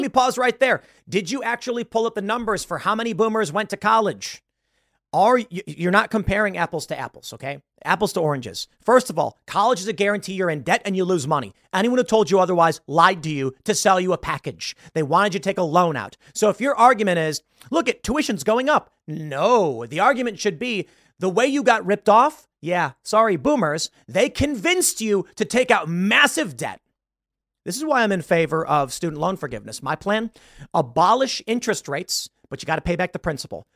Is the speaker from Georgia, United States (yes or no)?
no; Chicago, Illinois, United States; I grew up in South Side of Chicago.